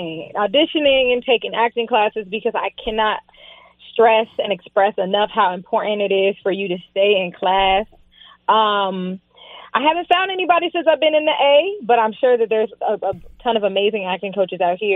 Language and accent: English; West Palm Beach, Florida, United States; And, you know, I grew up in South Florida. I lived in West Palm. And I lived in the hood.